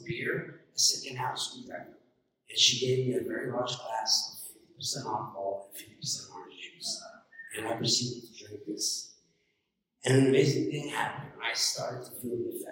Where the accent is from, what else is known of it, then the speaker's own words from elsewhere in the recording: New York City, New York, United States; I grew up in New York City when people and kids lived outside, and I gravitated towards the Hamburg courts in Queens